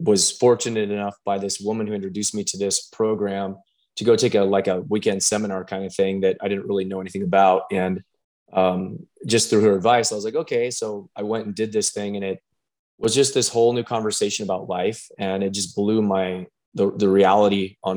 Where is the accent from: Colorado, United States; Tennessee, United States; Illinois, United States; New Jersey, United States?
Colorado, United States; Pueblo; I'm born and raised in Pueblo, Colorado